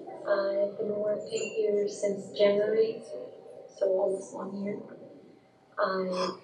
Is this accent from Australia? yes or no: no; Brazil; English is a second language; moved away as an adult; now in United States; I speak German. I come from Brazil. I'm here in the United States since